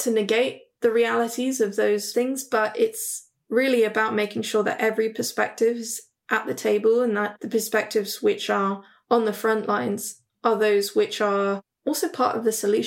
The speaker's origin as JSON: {"language": "English", "country": "Hong Kong", "said": "I'm actually from Hong Kong"}